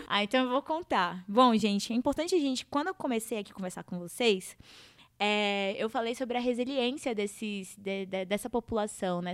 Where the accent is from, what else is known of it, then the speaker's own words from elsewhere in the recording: Humaitá, Amazonas, Brazil; como uma boa amazonense que sou, é, nortista e eu sempre coloco aí para todo mundo que eu vim das barrancas do Rio Madeira, da cidade de Humaitá, lá em Amazonas